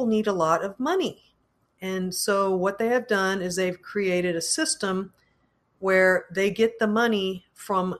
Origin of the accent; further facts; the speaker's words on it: United States; as American citizens